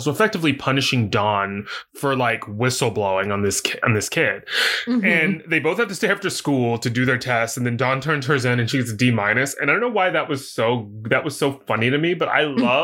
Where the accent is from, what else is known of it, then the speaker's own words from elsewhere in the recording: the South, United States; I grew up in the South